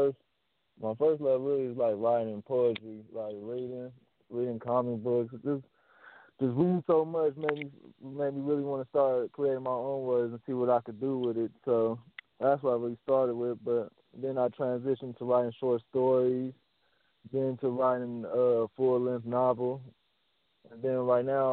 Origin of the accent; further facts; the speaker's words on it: Long Beach, California, United States; born and raised